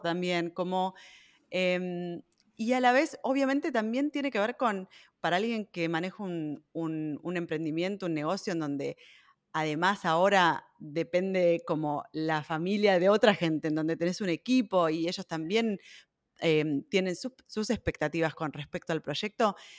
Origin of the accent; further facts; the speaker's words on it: Buenos Aires, Argentina; moved away as an adult; now in Berlin, Germany; nací en Buenos Aires, pero vivo en Berlín hace más de 12 años